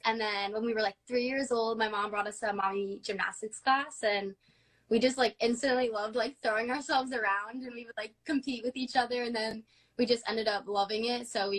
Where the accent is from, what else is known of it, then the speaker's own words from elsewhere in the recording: New Jersey, United States; So we're from New Jersey. It's like the Jersey Shore. We're kind of near the beach, and we're like an hour from the city.